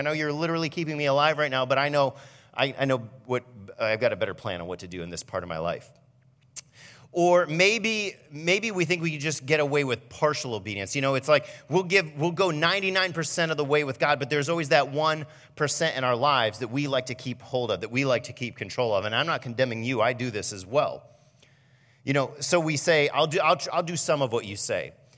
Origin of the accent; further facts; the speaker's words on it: Fremont, Ohio, United States; moved away as an adult; now in Norwalk, United States; I came from Fremont. That's where I grew up